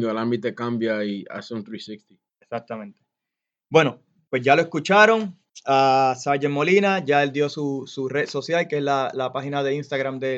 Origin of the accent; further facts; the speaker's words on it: Puerto Rico; Aquí soy yo boricua.